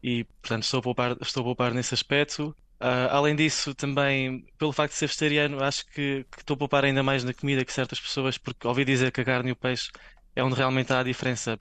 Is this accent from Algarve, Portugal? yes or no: yes; Algarve, Portugal; moved away as an adult; also born or lived in Paris, France; now in Nice, France; eu que sou do Algarve